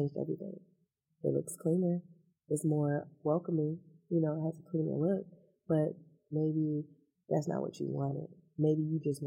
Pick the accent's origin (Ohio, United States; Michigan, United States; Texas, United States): Michigan, United States; Detroit; also born or lived in Southfield; now in Detroit, United States; I'm a Detroiter. I'm from Detroit